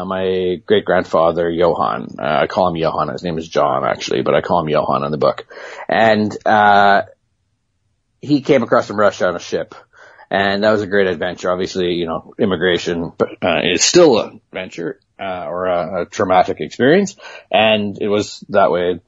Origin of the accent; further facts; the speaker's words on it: Interlake, Manitoba, Canada; moved away as an adult; also born or lived in Chicago / New York / London / Singapore; now in Hong Kong; I'm a Manitoba boy. I grew up in the Interlake and on a farm.